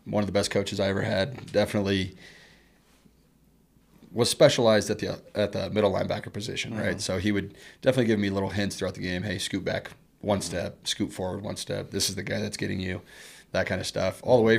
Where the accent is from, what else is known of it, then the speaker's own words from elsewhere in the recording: Arvada, Colorado, United States; Denver, Colorado, a little suburb, Arvada, Colorado.